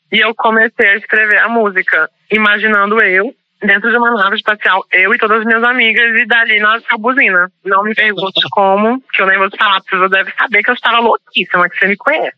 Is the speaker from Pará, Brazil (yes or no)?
yes; Pará, Brazil; moved away; also born or lived in Maranhão; Eu trouxe as referências da minha infância no Pará, onde eu ouvia Tecnobrega